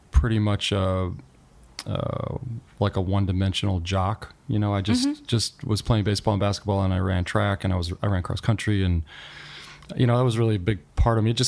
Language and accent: English; Joliet, Illinois, United States; moved away; also born or lived in Chicago, Illinois; I was born in Chicago like a century ago, and then I moved to Joliet, Illinois when I was like 5 and grew up there.